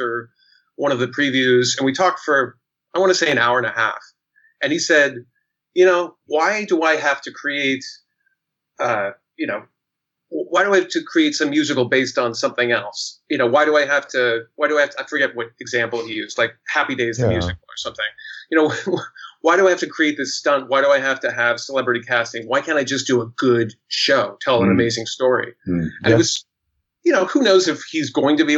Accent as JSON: {"language": "English", "town": "Portland", "region": "Oregon", "country": "United States", "also_born_or_lived": "San Diego / Manhattan", "moved": "yes", "lives_now": "New York, United States", "said": "I'm originally from Portland, Oregon."}